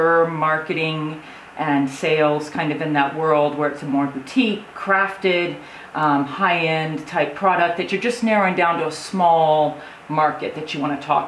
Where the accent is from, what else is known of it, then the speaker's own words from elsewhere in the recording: Texas, United States; I was born and raised in Texas.